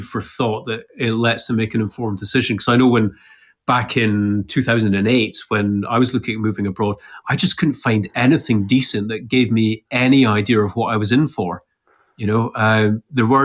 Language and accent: English; Edinburgh, Scotland, United Kingdom; moved away as an adult; also born or lived in Dubai; I'm from Edinburgh and I was very happily settled